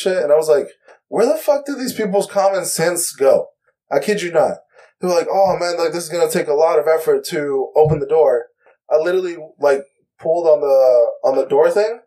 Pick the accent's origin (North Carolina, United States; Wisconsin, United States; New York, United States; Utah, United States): North Carolina, United States; I'm from North Carolina, and I'm an analyst